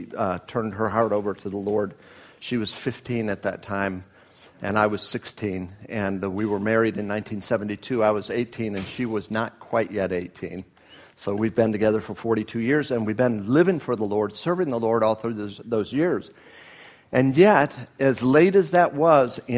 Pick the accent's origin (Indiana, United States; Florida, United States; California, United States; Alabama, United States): Florida, United States; Miami; moved away; both from unchurched families growing up in Miami